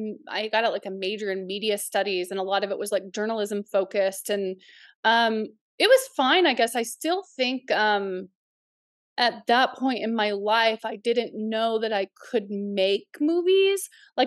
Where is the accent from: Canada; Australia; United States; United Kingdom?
United States; Missouri; also born or lived in Oklahoma; Well, I grew up in Southwest Missouri, Northeastern Oklahoma, right near my tribe's reservation.